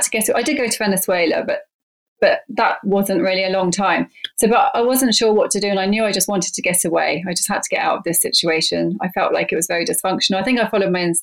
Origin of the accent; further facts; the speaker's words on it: England, United Kingdom; moved away as an adult; I grew up in England